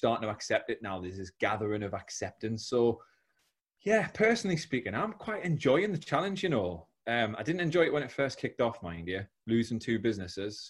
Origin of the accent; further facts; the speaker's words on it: South Shields, North East England, United Kingdom; now in Teesside, United Kingdom; I'm from South Shields, now live down in Teesside.